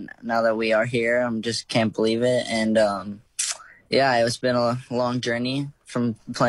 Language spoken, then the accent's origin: English; Australia; also born or lived in United States; growing up in Australia